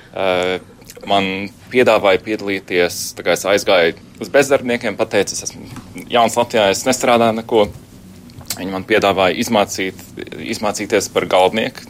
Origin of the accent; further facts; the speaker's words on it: Münster, North Rhine-Westphalia, Germany; Latvian is a second language; moved away as an adult; now in Latvia; tajā pilsētā, kur es uzaugu Vācijā, Minsterā.